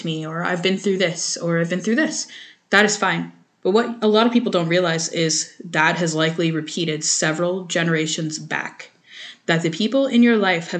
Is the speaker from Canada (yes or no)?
yes; Canada; I'm French Canadian and most of my family is French Canadian